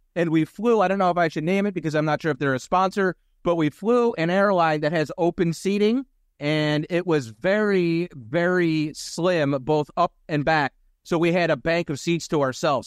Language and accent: English; Philadelphia, Pennsylvania, United States; born or raised there; moved away